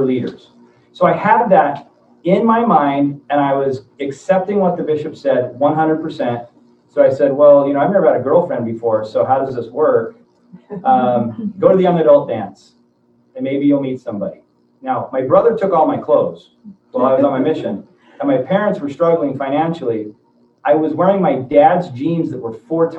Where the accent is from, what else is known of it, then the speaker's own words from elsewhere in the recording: central Washington, United States; moved away as an adult; also born or lived in Idaho Falls, Idaho; my hometown in central Washington